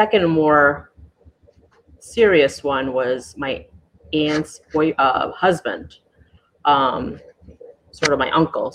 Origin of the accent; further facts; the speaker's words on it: New York City, New York, United States; moved away as an adult; now in Juno Beach, United States; I was born and raised in New York City.